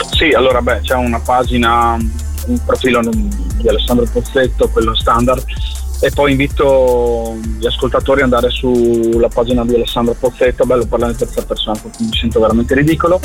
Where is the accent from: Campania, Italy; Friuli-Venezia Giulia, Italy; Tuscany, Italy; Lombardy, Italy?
Friuli-Venezia Giulia, Italy; sento le radici del mio paese, le radici della mia terra, del Friuli, molto forti in me